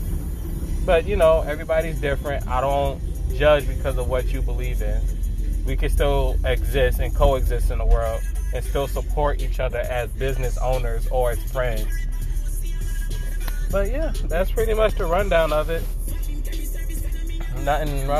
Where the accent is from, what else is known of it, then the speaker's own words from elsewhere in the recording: New York City, New York, United States; From New York City, family's from Jamaica, so I have a Caribbean background.